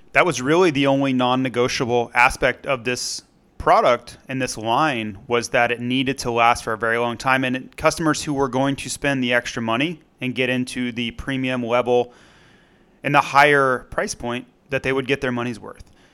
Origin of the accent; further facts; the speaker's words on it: Florida, United States; growing up in Florida